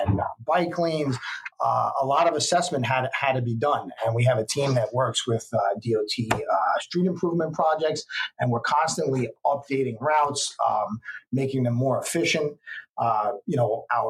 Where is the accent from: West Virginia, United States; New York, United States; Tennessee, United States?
New York, United States; New York City; I grew up in the Bronx and Riverdale.